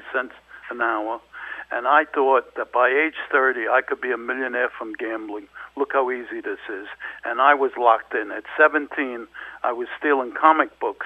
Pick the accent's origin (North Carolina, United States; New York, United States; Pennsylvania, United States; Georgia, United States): New York, United States; New York City; I lived in Williamsburg and Brooklyn, and I was gambling at 7 or 8 years old